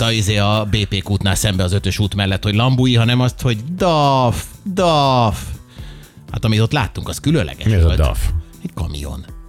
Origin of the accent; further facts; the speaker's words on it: Kecskemét, Bács-Kiskun, Hungary; Kecskeméten, ahol fölnőttem